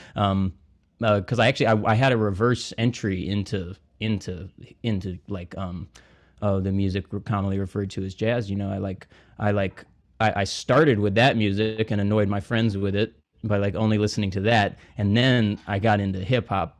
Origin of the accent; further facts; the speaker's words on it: Montgomery, Alabama, United States; moved away as an adult; now in New Orleans, United States; I'm from Montgomery, Alabama.